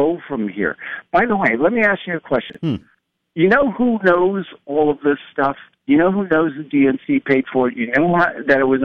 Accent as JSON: {"language": "English", "town": "Huntington", "region": "New York", "country": "United States", "also_born_or_lived": "California", "moved": "yes", "said": "I'm from Huntington, New York, and Glencoe."}